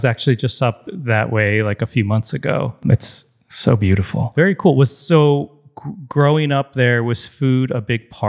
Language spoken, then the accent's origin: English; Deerfield, Illinois, United States; I grew up in Deerfield